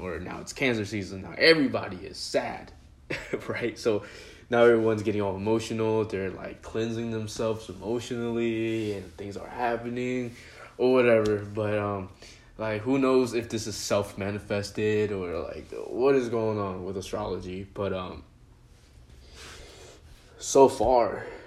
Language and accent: English; China; moved away; when I was born, when I was in China, and talking about my grandparents and just the people I grew up with in China